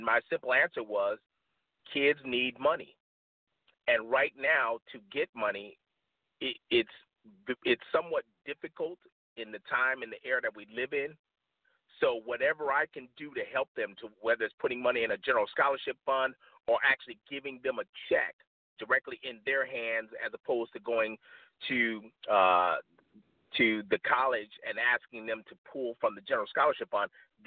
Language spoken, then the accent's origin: English; Aurora, Illinois, United States; moved away; I grew up in Aurora, Illinois, right outside of Chicago